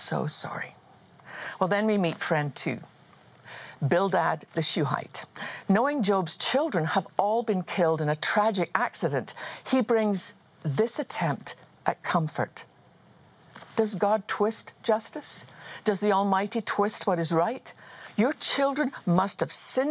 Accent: Scotland, United Kingdom; I was just a wee girl growing up in Scotland

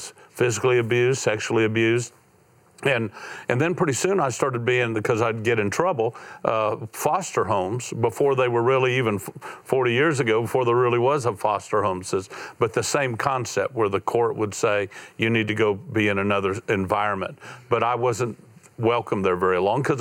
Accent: Florida, United States; I went through 6 broken homes growing up in Florida, bounced around, felt like a piece of luggage most of my life

